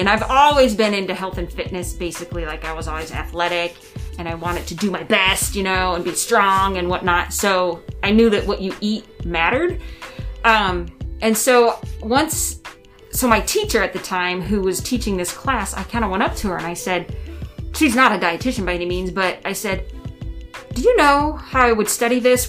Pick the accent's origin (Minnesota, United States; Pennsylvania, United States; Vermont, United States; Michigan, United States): Michigan, United States; Monroe; moved away as an adult; also born or lived in Massachusetts; now in Pendleton, United States; Monroe's my hometown, and Michigan, but then now Pendleton is my hometown